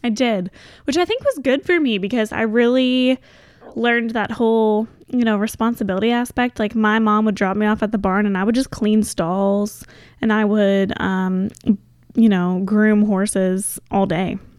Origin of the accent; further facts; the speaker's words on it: Goshen, Kentucky, United States; now in Louisville, United States; Goshen was a great place to grow up